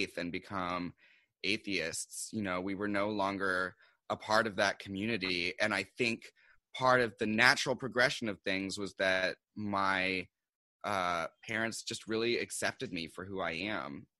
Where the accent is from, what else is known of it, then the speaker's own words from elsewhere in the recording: Seattle, Washington, United States; now in New York City, United States; I'm originally from Seattle. And I came here to do publishing